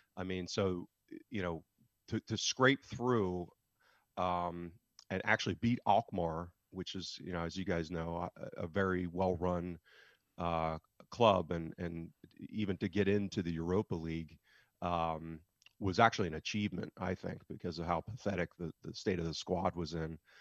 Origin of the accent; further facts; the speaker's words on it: United States; as an American living thousands of miles away